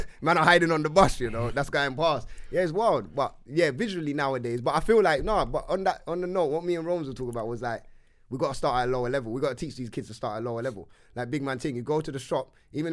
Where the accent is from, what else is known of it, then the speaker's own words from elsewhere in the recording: London, United Kingdom; I'm from Wood Green